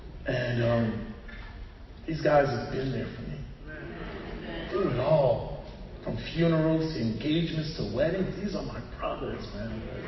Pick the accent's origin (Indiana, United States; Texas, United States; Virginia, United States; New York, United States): New York, United States; Queens